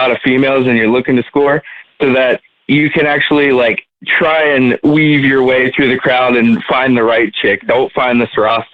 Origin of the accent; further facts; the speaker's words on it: Lancaster County, Pennsylvania, United States; I'm from Lancaster County, Pennsylvania